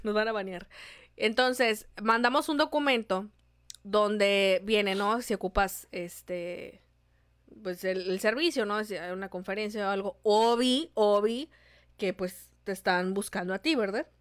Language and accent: Spanish; Mexico; Somos de México